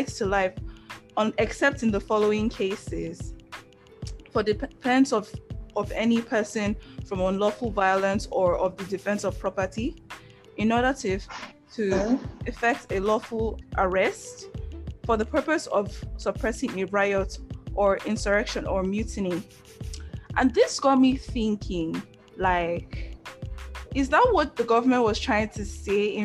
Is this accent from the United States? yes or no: no; Nigeria; being Nigerian